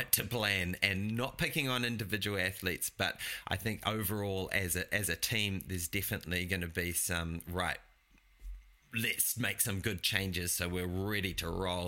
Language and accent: English; Taranaki, New Zealand; I'm from Taranaki, so they're all like, yay, Taranaki girl